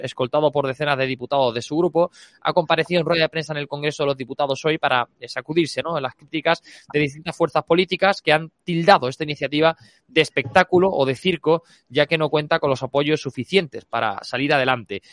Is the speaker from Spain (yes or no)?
yes; Andalusia, Spain; now in Madrid, Spain; en mi tierra, en Andalucía